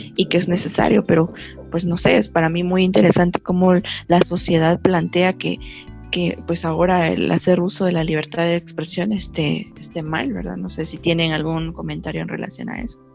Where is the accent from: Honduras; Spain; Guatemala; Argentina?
Guatemala; como guatemaltecos